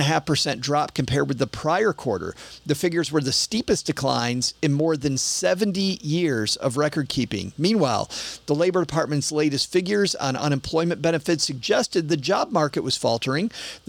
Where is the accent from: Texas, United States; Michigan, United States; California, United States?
Michigan, United States; West; I grew up in West Michigan, which is farm country.